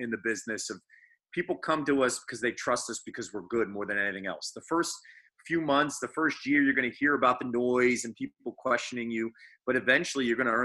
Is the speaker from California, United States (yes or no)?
no; Phoenixville, Pennsylvania, United States; also born or lived in Philadelphia; I represent my hometown of Phoenixville. I represent Philadelphia